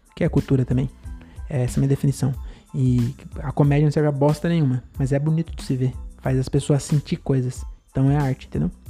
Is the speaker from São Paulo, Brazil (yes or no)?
yes; São Paulo, Brazil; descendente de baiano, né? Mas que se foda, nasci em São Paulo